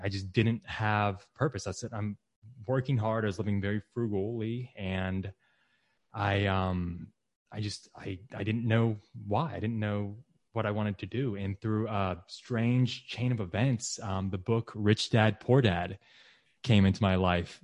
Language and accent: English; Texas, United States; moved away as an adult; also born or lived in Michigan; Texas, my home state